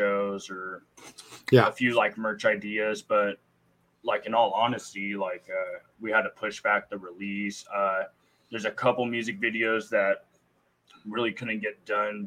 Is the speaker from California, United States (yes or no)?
yes; the Bay Area, California, United States; we're from the Bay Area